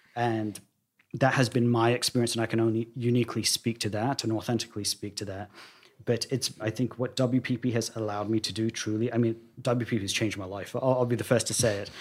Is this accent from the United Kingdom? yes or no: yes; London, United Kingdom; now in United States; I was this boy born and raised in Wembley